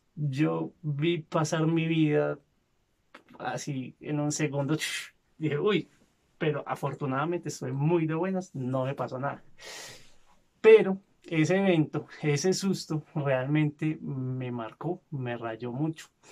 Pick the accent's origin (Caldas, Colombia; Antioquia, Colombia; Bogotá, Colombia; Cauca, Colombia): Antioquia, Colombia; Medellín; Yo no nací en Medellín, pero crecí en esta zona.